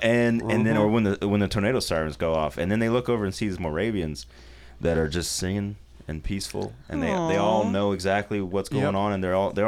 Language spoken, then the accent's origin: English; Oklahoma, United States; I grew up in Oklahoma.